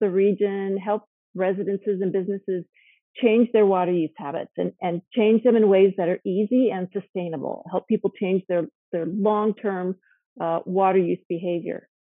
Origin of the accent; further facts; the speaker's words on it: Carlsbad, California, United States; I am a local. I grew up in Carlsbad